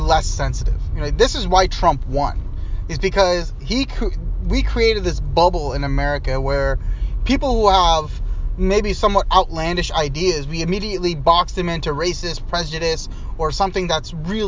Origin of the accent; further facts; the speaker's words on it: Northern Virginia, United States; now in Seattle, United States; I grew up in Northern Virginia.